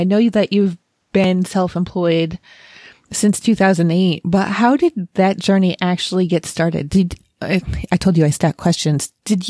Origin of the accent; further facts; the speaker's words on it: Rochester, New York, United States; I'm from the Northeast myself. I'm from Rochester, New York.